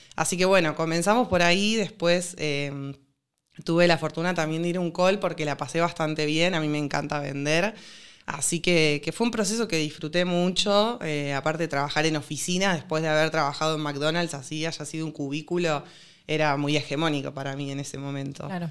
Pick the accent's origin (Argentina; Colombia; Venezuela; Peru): Argentina; Rosario, Santa Fe; yo soy de Rosario